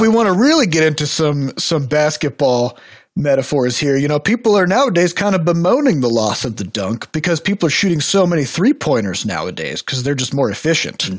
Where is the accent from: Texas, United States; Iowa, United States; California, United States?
Iowa, United States; we're from Iowa